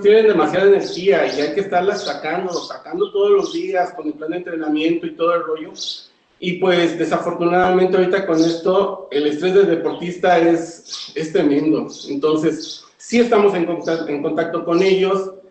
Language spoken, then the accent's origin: Spanish; Zacatelco, Tlaxcala, Mexico; Yo, yo no soy del estado de Puebla, yo soy de Tlaxcala, Zacatelco, Tlaxcala.